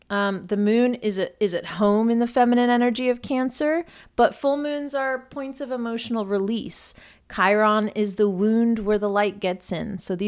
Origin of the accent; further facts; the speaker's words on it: United States; I'm still American right now. I'm going to do it as I normally would here in America.